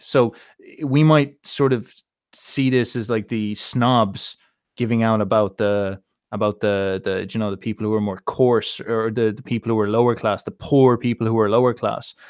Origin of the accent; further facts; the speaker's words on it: Ireland; being Irish